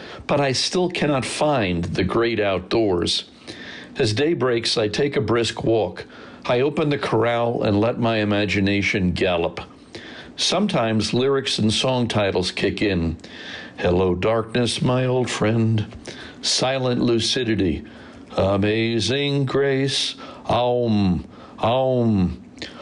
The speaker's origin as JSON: {"language": "English", "town": "New York City", "region": "New York", "country": "United States", "tie": "born or raised there", "moved": "yes", "said": "I grew up in New York City"}